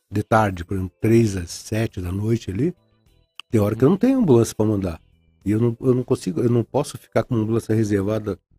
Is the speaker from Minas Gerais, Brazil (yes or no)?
no; Rio de Janeiro, Brazil; Eu vim do Rio de Janeiro, trabalhava no Salgado Filho, Souza Guiar.